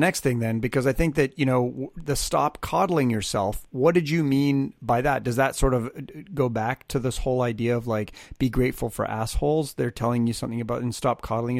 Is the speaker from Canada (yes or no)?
yes; Canada; now in Los Angeles, United States; I have a very New Yorker personality, even though I live in Los Angeles, but you know, I am Canadian, you would think, but I left Canada for the very reason that I think in Canada, most people thought I was an asshole